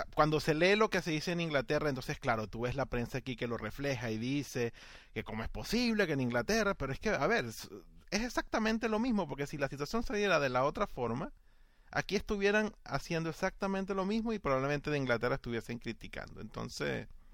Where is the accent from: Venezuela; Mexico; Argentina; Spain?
Venezuela; a mí como aficionado y como venezolano